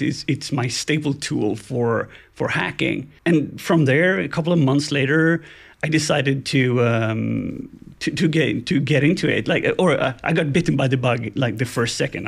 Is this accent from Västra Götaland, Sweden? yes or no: yes; Gothenburg, Västra Götaland, Sweden; I'm from Gothenburg, Sweden